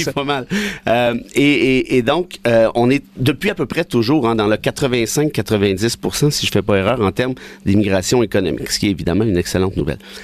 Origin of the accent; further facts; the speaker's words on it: Mont-Laurier, Quebec, Canada; à Mont-Laurier, mon patelin